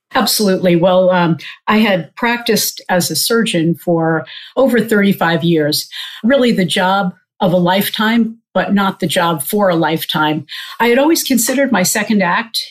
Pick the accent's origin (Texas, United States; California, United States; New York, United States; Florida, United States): New York, United States; Old Bethpage; also born or lived in Queens, New York City; I was born in New York City in Queens, and my parents and I lived there for the first couple of years. We actually lived with my grandparents. We then moved out to Old Bethpage on Long Island, so about 25 miles east of the city.